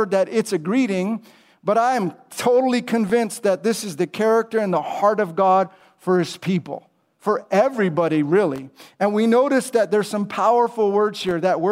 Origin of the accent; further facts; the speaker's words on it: California, United States; now in Charlotte, United States; I'm from California originally